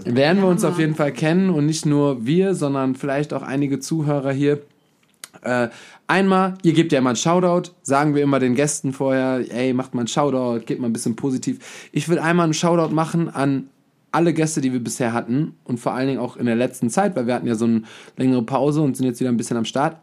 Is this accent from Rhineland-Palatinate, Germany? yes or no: yes; Hachenburg, Rhineland-Palatinate, Germany